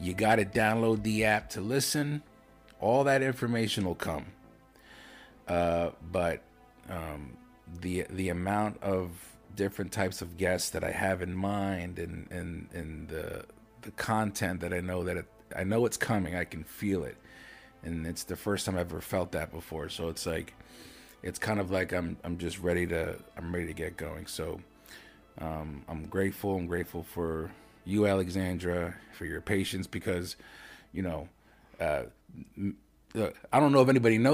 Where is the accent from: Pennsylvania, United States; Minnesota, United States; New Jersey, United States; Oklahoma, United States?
Pennsylvania, United States; Lancaster; moved away; we're both from Lancaster City. That's like my home